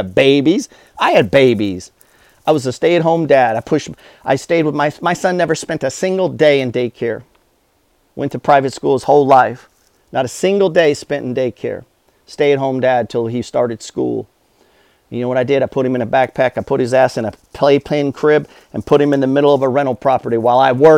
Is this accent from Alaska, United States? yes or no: yes; Alaska, United States; I grew up in Alaska.